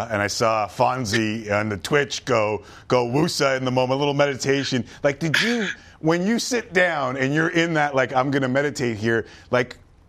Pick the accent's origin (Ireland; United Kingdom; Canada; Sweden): Canada; Toronto, Ontario; I grew up in Toronto. I watched football my whole life in this country.